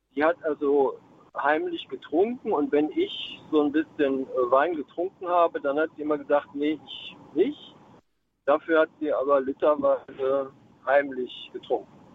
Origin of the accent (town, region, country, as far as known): Mannheim, Baden-Württemberg, Germany